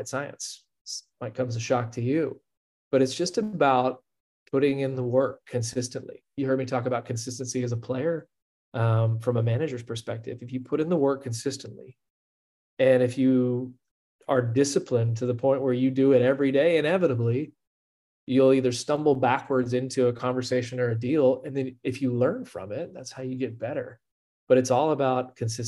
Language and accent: English; Houston, Texas, United States; moved away as an adult; also born or lived in Austin, Texas / Stanford, California; where I grew up in Houston